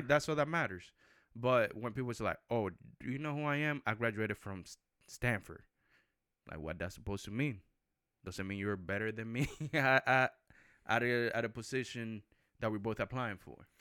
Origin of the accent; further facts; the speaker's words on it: Puerto Rico; I grew up in Puerto Rico